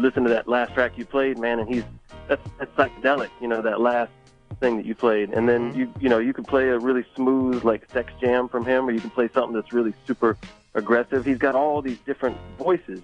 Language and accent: English; Galveston, Texas, United States; also born or lived in Houston; I'm from Galveston